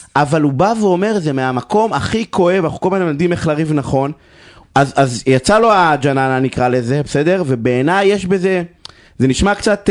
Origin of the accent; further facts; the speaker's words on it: Beersheba, Southern District, Israel; אני גדלתי בבאר שבע